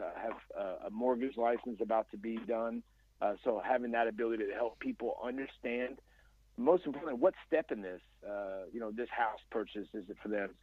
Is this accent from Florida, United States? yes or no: no; Dallas, Texas, United States; also born or lived in Plano, Texas; born and raised in Dallas, I live in the suburbs, uh, Plano, Texas